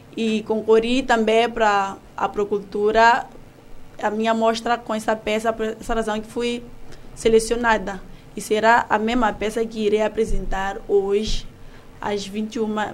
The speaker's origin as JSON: {"language": "Portuguese", "country": "Mozambique", "said": "sou moçambicana e faço artes cênicas"}